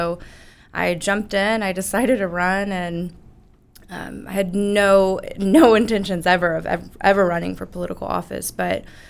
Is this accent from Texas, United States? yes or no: yes; Keller, Texas, United States; I was born and raised in Keller